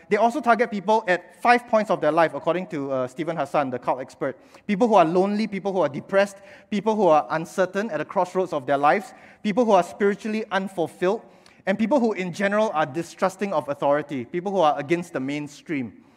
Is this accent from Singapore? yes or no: yes; Singapore; attending Sunday school back then, growing up in Bethesda Katong. And when Bethesda Katong planted a church uh, at 300 Bedok North Avenue 3, uh, my father, my mother, they brought us here as well, and we've been here ever since